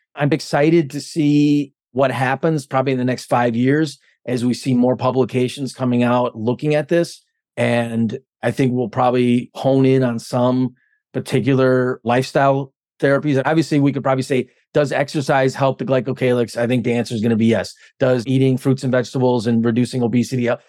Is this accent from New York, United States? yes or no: no; Stevens Point, Wisconsin, United States; I'm from Stevens Point